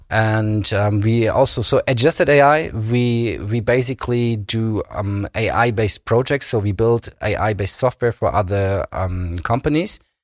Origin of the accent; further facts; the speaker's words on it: Berlin, Germany; moved away as an adult; also born or lived in Kiel; now in Bremen, Germany; I grew up in Berlin, in, in the western part of of Berlin